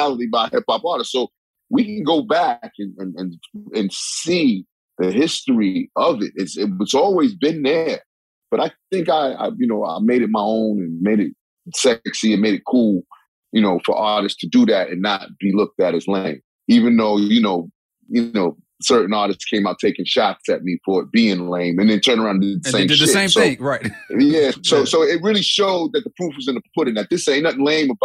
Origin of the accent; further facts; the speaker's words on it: New York City, New York, United States; I'm from Hollis, Queens, and I'm very much a street dude